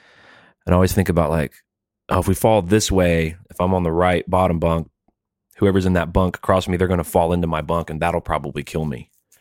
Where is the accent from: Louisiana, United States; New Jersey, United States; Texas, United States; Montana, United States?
New Jersey, United States; I'm from Jersey.